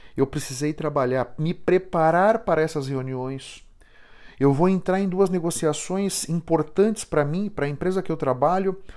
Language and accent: Portuguese; São Paulo, Brazil; Eu fui criado em Moema, aqui em São Paulo.